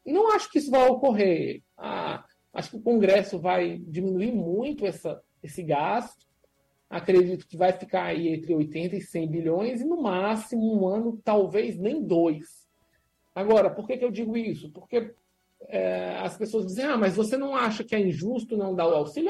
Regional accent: Brazil; a gente é brasileiro

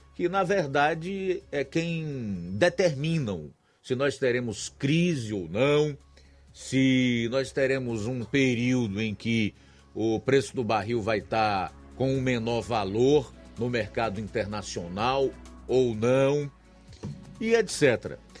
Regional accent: Brazil; Como brasileiro, como trabalhador, como morador deste solo, desta pátria.

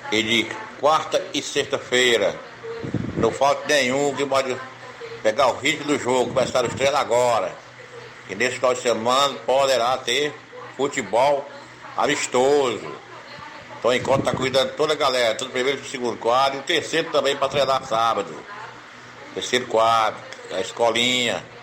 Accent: Arraial, Brazil; also born or lived in Teresina; Sou do Arraial, mas no momento estou em Teresina.

